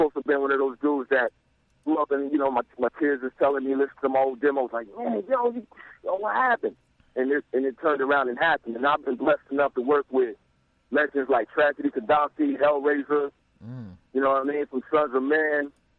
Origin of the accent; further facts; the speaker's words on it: Kentucky, United States; also born or lived in New York / Atlanta; I grew up in New York. I lived in Atlanta. You know, I'm from Kentucky, so I've been around.